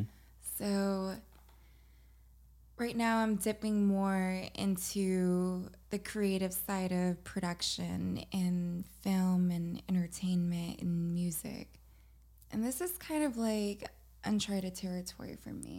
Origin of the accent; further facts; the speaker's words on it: Los Angeles, California, United States; also born or lived in Monterey Park; I grew up in Los Angeles.